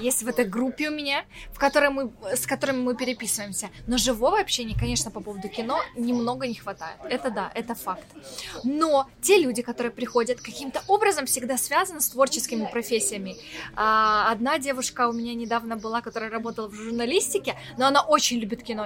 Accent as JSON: {"language": "Russian", "country": "Ukraine", "accent": "Ukrainian-influenced", "said": "Мне вообще много словечек таких, наверное, каких-то украинских. И мне кажется, у меня говор вообще такой чуть-чуть другой"}